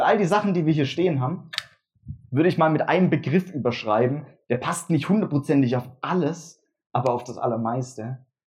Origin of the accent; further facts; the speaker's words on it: Würzbach, Germany; von Würzbach, wo ich herkomme